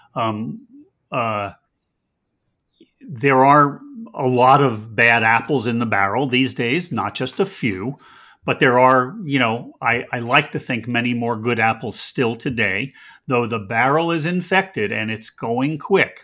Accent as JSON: {"language": "English", "country": "United States", "said": "I'm an American"}